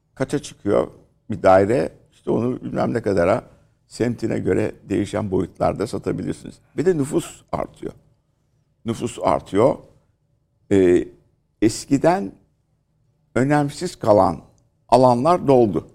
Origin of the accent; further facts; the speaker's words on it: Istanbul, Turkey; bizim eski oturduğumuz mahalle, ki biz, e, Kadıköy Şifalı'da oturuyorduk